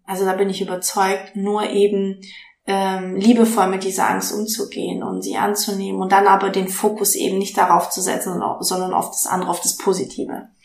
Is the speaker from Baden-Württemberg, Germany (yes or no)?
yes; Stuttgart, Baden-Württemberg, Germany; moved away as an adult; now in Hamburg, Germany; ich komme aus dem Schwabeländle, ich bin in Stuttgart aufgewachsen